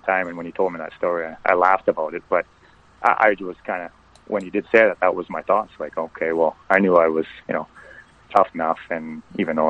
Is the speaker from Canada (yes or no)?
yes; Vancouver, British Columbia, Canada; I was born in Vancouver. I grew up in the east end of Vancouver